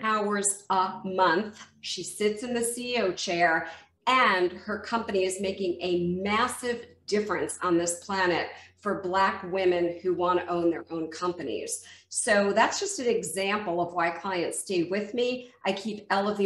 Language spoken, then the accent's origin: English; Westfield, New Jersey, United States; moved away; also born or lived in Mexico; I grew up in Westfield, New Jersey, which was northern New Jersey